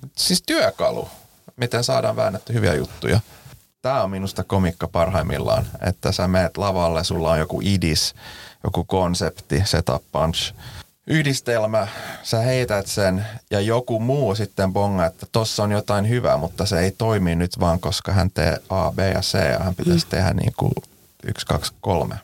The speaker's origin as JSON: {"language": "Finnish", "country": "Finland", "first_language": "Swedish", "second_language": "Finnish", "said": "mä oon suomenruotsalainen"}